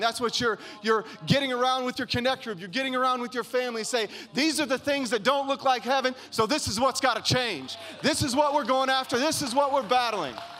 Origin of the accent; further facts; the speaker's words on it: Kentucky, United States; now in California, United States; I grew up in Kentucky